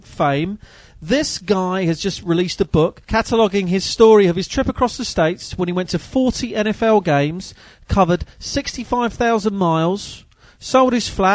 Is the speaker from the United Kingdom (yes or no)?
yes; United Kingdom; as a British kid growing up in the 80s